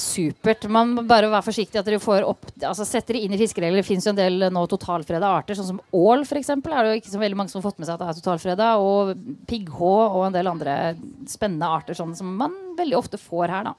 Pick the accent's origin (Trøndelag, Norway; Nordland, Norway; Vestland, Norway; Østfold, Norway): Østfold, Norway; Jeg er fra Østfold